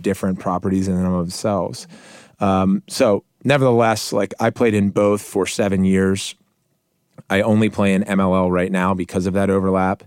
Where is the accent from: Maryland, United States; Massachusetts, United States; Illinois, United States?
Maryland, United States; Montgomery County; I grew up in Montgomery County, Maryland, in a middle-class